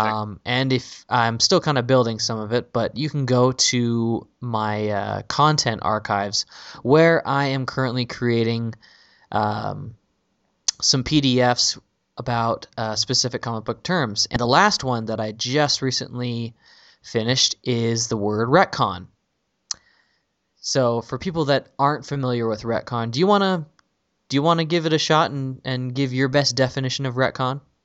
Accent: San Jose, California, United States; my hometown is San Jose

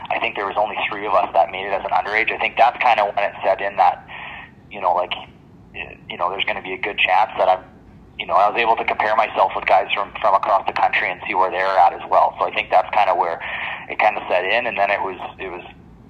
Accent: Innisfail, Alberta, Canada; growing up in Innisfail was like, it always has been like big time baseball community

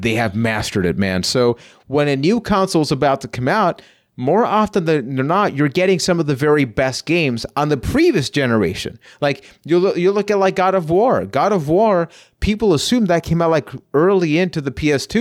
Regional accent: Puerto Rico; now in London, Canada; I'm from Puerto Rico

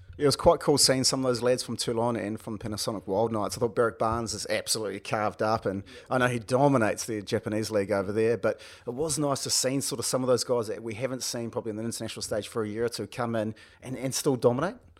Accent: Wellington, New Zealand; we're both from Wellington

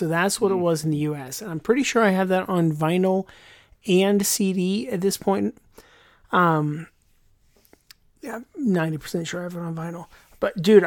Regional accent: United States; I'm the American

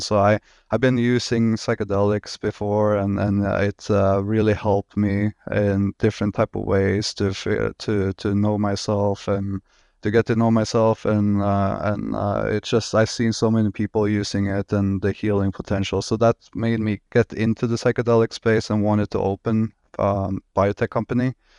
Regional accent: Norway; moved away as an adult; now in Miami, United States; I'm originally from Norway

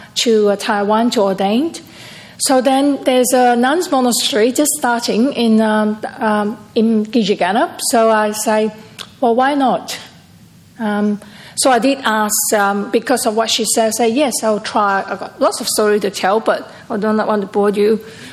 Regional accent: Perth, Western Australia, Australia; And I'm from Perth.

